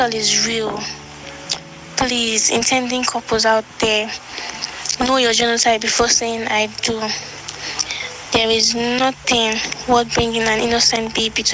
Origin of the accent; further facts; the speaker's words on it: Kogi, Nigeria; now in Niger State, Nigeria; I'm from Kogi State, but I live in Niger State